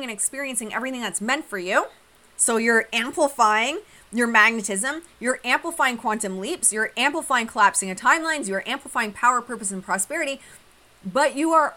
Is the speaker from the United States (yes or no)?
no; Australia; moved away; at my family's farm, valleys growing up in Australia